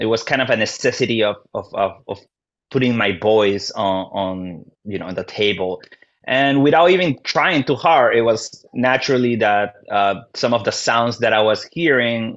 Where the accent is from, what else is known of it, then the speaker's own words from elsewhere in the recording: Lima, Peru; now in Chicago, United States; So in Peru, so I'm from Lima, which is the capital.